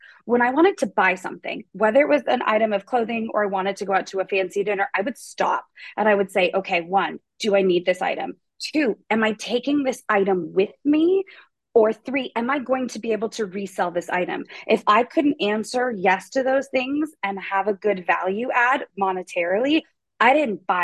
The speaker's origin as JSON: {"language": "English", "region": "Pacific Northwest", "country": "United States", "moved": "yes", "said": "I'm from the Pacific Northwest."}